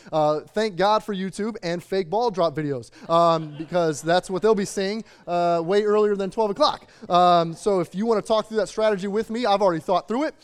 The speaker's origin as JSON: {"language": "English", "town": "Chicago", "region": "Illinois", "country": "United States", "tie": "born or raised there", "moved": "yes", "said": "growing up in the Midwest outside of the Chicagoland or in the Chicagoland area"}